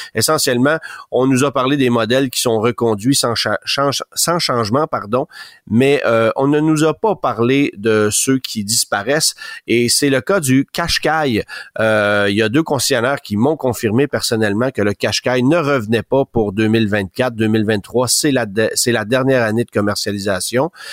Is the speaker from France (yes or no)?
no; Canada; chez nous, au Canada